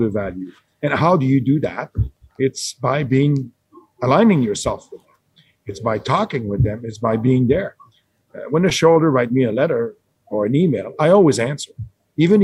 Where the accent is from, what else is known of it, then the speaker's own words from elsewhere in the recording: Canada; I'm a Canadian person. I work in Canada.